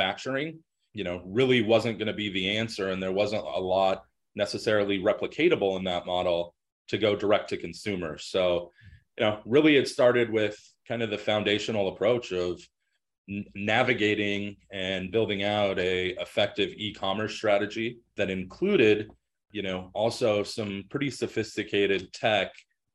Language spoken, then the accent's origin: English; Denver, Colorado, United States; I was born and raised in Denver